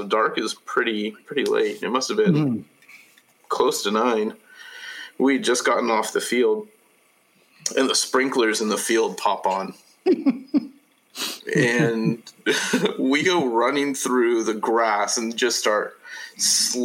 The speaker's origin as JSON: {"language": "English", "town": "Oakdale", "region": "California", "country": "United States", "tie": "born or raised there", "moved": "yes", "said": "growing up in Oakdale, like we did, playing in band"}